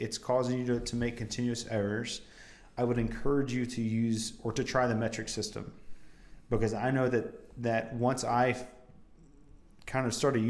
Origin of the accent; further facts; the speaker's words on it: United States; I grew up on Imperial, you know, America was literally built on Imperial.